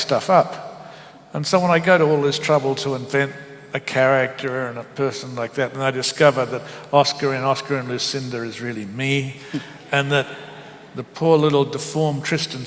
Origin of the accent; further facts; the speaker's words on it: Bacchus Marsh, Victoria, Australia; moved away as an adult; also born or lived in Melbourne / Sydney; now in New York, United States; I grew up in Bacchus Marsh, where Melbourne was the big city